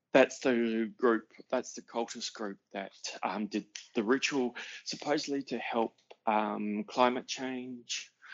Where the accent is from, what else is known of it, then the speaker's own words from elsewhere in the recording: El Segundo, California, United States; No. I'm from El Segundo.